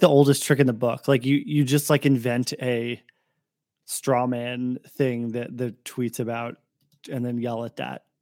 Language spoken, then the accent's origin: English; Portland, Oregon, United States; moved away; I grew up in Portland